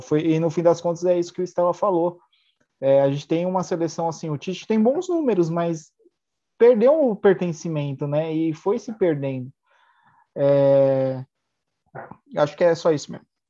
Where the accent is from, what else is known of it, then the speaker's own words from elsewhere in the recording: Brazil; ainda mais somos um país colonizado